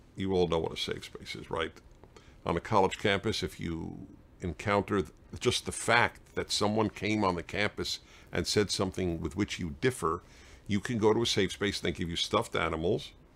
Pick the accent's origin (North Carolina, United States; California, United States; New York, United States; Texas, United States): New York, United States; New York City; I grew up in Brooklyn, New York